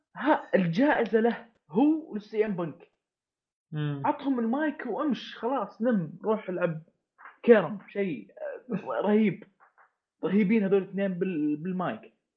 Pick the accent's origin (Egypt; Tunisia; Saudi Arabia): Saudi Arabia; انا كشخص سعودي